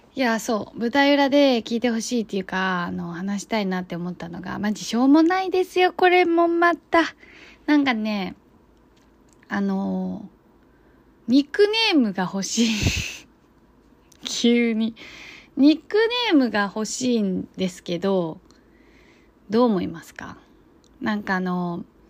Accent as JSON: {"language": "Japanese", "country": "China", "moved": "yes", "lives_now": "Japan", "said": "自分は中国人なんですけど、周りの人たちって日本人ばっかりで"}